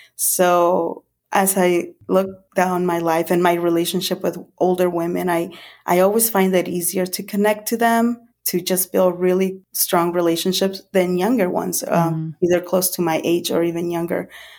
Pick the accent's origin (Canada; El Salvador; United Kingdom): El Salvador; born there; Well, I was born in 1974 in El Salvador. In the early 80s, my mom and dad, they separated. So I lived with my mom and my two brothers.